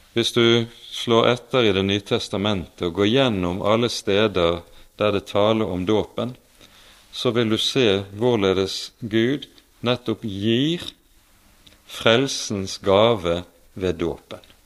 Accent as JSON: {"language": "Norwegian", "town": "Bergen", "region": "Vestland", "country": "Norway", "said": "Bergenshallen hjemme i Bergen"}